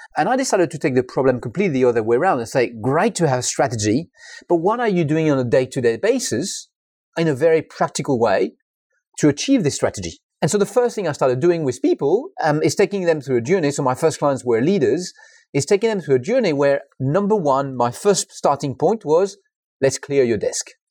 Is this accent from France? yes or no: yes; France; English is a second language; moved away; I'm French. I'm not English